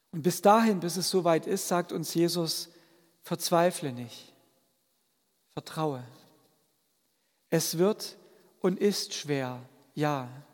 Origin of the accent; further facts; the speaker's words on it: a village in the Vogtland, Germany; moved away; als Kind durfte ich dabei sein, wenn meine Großeltern das in meinem vogtländischen Heimatdorf gemacht haben